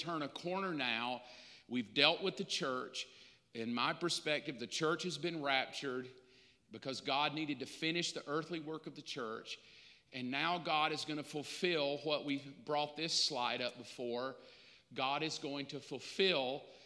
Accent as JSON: {"language": "English", "country": "United States", "said": "American Christians"}